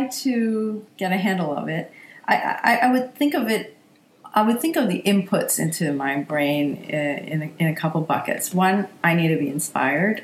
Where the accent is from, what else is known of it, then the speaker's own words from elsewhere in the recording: Singapore; moved away; also born or lived in United States; I'm from Singapore